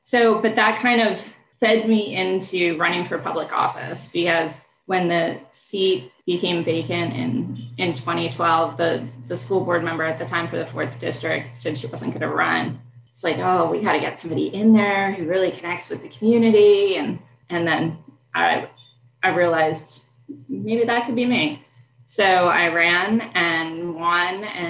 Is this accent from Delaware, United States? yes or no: yes; Delaware, United States; moved away as an adult; also born or lived in Syracuse / Washington, District of Columbia, United States; now in Richmond, United States; I grew up in Delaware, went to public school my whole life